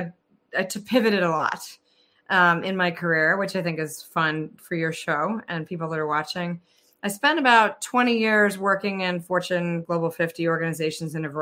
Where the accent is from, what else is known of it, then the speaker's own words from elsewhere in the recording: Connecticut, United States; also born or lived in Texas; I grew up in Connecticut, born in Texas.